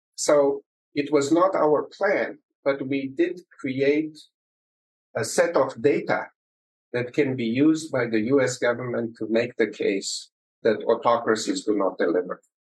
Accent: Romania; moved away; I started uh, life in uh, in communist Romania

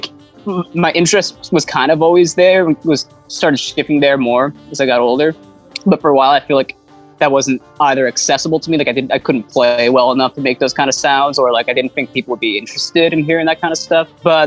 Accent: New Jersey, United States; moved away; growing up in Jersey

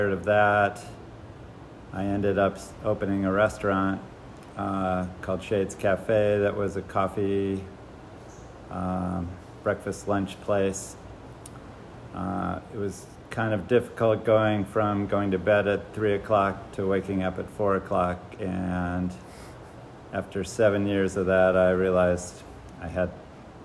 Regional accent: Cleveland, Ohio, United States; moved away as an adult; now in Jackson, United States; I was born in Cleveland. I grew up with the typical Midwest lifestyle

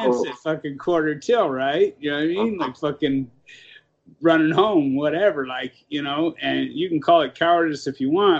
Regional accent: Los Angeles, California, United States; I grew up in South Central, right? So it was a lot of blacks in my area

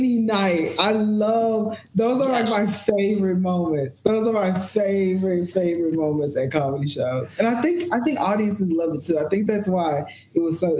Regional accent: Memphis, Tennessee, United States; moved away as an adult; also born or lived in Houston, Texas / Bible Belt; now in Los Angeles, United States; Memphis, Tennessee, Memphis

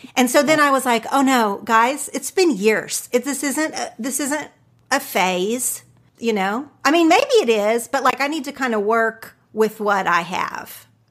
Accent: Oklahoma, United States; accent: Oklahoma; now in Los Angeles, United States; my Oklahoma accent

